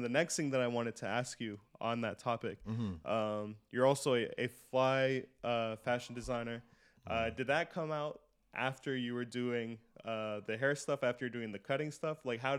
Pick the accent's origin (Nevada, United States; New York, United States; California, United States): New York, United States; Brooklyn; born there; I was born in Brooklyn.